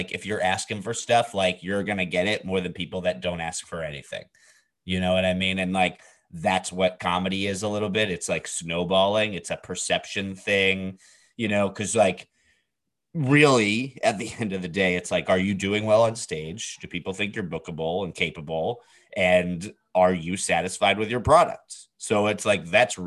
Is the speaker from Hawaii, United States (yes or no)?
no; New York, United States; first language English; a Jew from New York